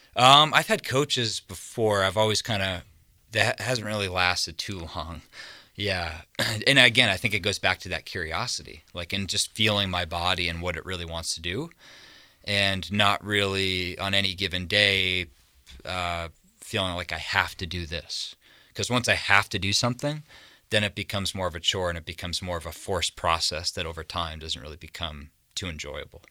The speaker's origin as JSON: {"language": "English", "area": "just south of Boston", "region": "Massachusetts", "country": "United States", "tie": "born or raised there", "moved": "yes", "lives_now": "Montana, United States", "said": "East Coast, I've just grown up just south of Boston."}